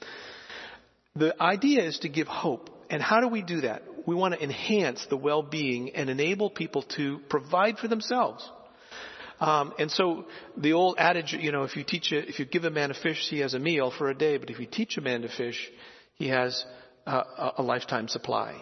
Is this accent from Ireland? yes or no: no; Philippines; moved away; I grew up in the Philippines and saw rice being produced all the time